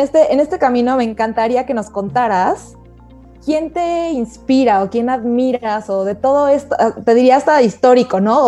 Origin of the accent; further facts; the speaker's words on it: Mexico; somos claroscuros los mexicanos